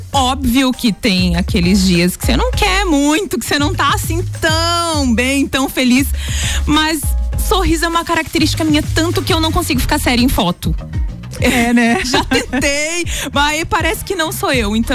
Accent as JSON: {"language": "Portuguese", "town": "Correia Pinto", "region": "Santa Catarina", "country": "Brazil", "tie": "born or raised there", "also_born_or_lived": "Lages", "said": "Eu sou lajeana. Sim. Mas a minha infância foi em Correia Pinto. Criada em Correia Co Pinto. Criada em Correia Pinto, isso mesmo."}